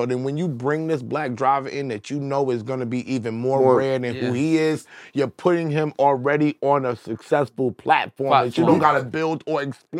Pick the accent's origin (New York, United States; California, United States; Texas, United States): New York, United States; New York City; I always mention I'm from Queens. Yeah. Queens is a big deal for me.